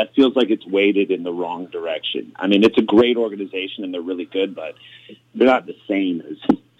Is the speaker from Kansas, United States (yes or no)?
no; St. Louis, Missouri, United States; Oh, okay, so, we grew up in St. Louis. Grew up in the suburbs of St. Louis. Huge Cardinals fans. Grew up in the 80s, so, you know, we were little kids in the 70s